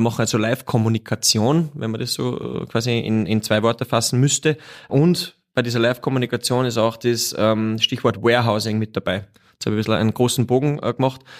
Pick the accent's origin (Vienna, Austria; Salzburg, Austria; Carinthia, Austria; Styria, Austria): Salzburg, Austria; Wagrain; now in Salzburg, Austria; gebürtig aus Wagrein und aber schon seit 20 Jahren in der Stadt Salzburg